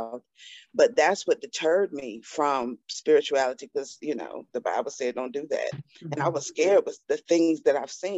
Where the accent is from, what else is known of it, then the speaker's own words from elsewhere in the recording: Atlanta, Georgia, United States; I'm born and raised in Atlanta, Georgia